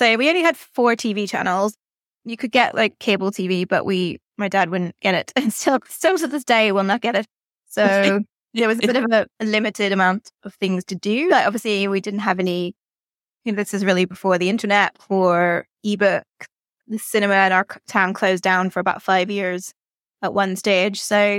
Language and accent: English; Northern Ireland, United Kingdom; Yeah, so I grew up in the 80s and 90s. So it was kind of a strange place because it was very, very quiet in some ways, very rural, very peaceful